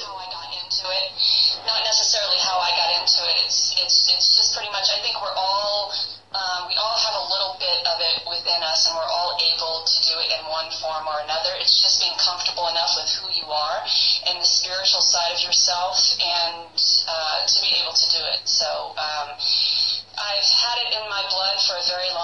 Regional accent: New Orleans, Louisiana, United States; moved away; I'm originally from New Orleans, Louisiana, so I grew up around a lot of that culture

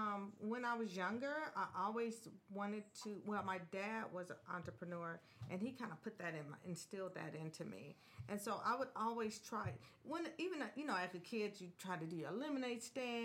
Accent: Los Angeles, California, United States; I am Native Angeleno. I was born and raised here in Los Angeles.

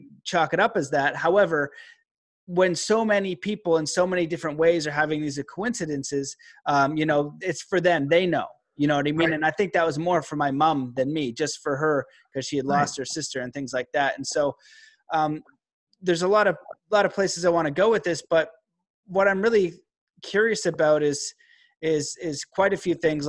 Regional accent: Canada; also born or lived in Calgary / Stephenville, Newfoundland (mother's family); my mom is a Newfie and I live in Calgary, and I'm Canadian

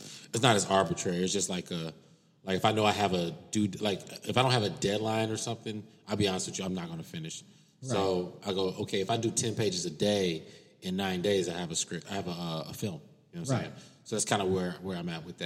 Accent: Cincinnati, Ohio, United States; moved away as an adult; now in Los Angeles, United States; I'm from Cincinnati, Ohio.

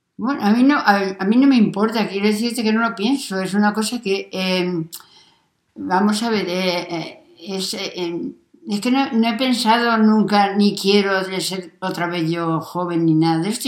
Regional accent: Atalaya del Cañavate, Castilla-La Mancha, Spain; moved away as an adult; now in Sisante, Spain; yo soy de Atalaya del Cañabate, un pueblo chiquitito, pero luego nos vinimos aquí a Sisante eh, por trabajo de, mi marido

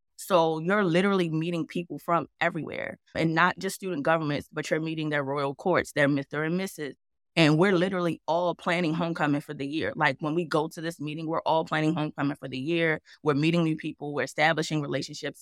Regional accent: Baltimore, Maryland, United States; also born or lived in New York / Los Angeles; now in Atlanta, United States; coming where I'm from, I'm from Baltimore, Maryland

